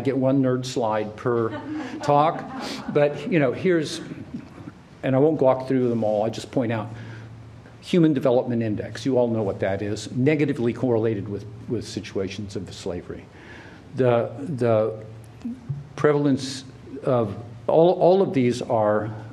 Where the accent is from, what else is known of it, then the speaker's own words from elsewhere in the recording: Oklahoma, United States; I grew up in Oklahoma, and we had no time for people from Arkansas